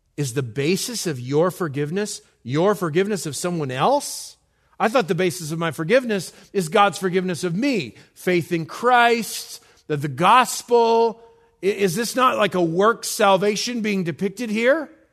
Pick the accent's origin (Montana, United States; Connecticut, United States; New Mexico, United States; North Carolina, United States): New Mexico, United States; I'm from New Mexico